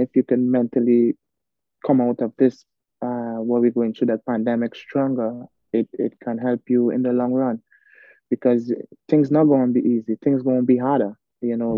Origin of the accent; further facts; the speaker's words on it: Arima, Trinidad & Tobago; as a young kid growing up in Arima, born and raised in Arima